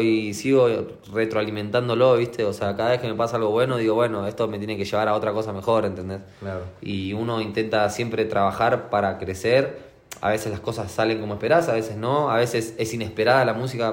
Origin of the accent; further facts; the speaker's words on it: Argentina; Yo soy de Argentina